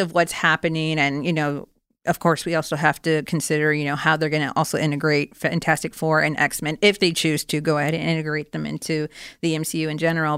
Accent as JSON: {"language": "English", "region": "Florida", "country": "United States", "moved": "yes", "lives_now": "California, United States", "said": "I'm originally from Florida, even though I live now in California."}